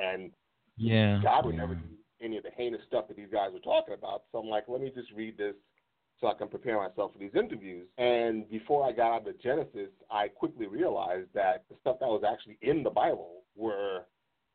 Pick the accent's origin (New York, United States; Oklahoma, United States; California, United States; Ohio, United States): New York, United States; New York City; I'm originally from Brooklyn